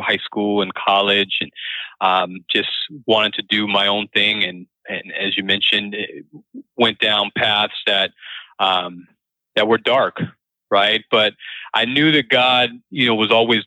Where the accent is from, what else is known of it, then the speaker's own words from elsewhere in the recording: Springfield, Massachusetts, United States; moved away as an adult; also born or lived in Arizona / Winston-Salem, North Carolina; I was born in Arizona, raised in Springfield, Massachusetts